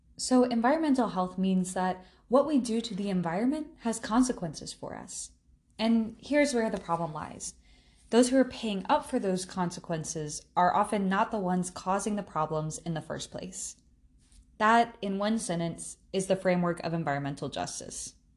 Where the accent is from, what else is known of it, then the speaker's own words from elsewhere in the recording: South Carolina, United States; I was born and raised in South Carolina